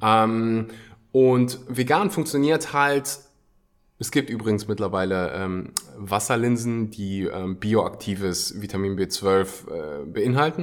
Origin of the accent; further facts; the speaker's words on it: Germany; bei uns in Deutschland